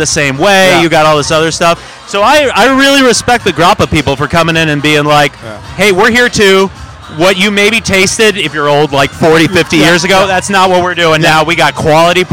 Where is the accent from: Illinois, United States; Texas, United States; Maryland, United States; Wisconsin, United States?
Illinois, United States; Chicago; now in New York, United States; I was from Chicago originally, but I live in New York now